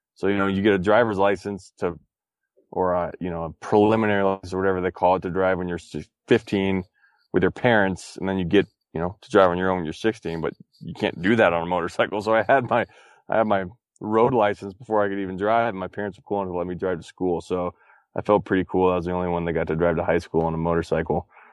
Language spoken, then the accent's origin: English; Texas, United States; I grew up in Texas